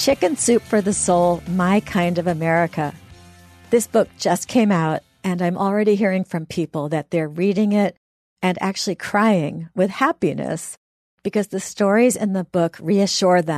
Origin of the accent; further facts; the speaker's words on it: the North, Northern United States, United States; being a Northerner myself